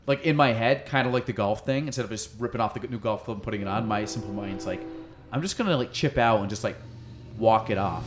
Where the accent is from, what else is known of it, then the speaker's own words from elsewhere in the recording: Chazy, New York, United States; so I grew up in Chazy